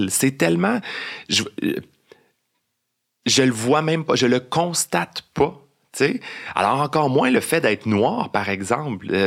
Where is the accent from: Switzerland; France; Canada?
Canada; Beauport, Quebec; born there; Je suis né à Beauport, en banlieue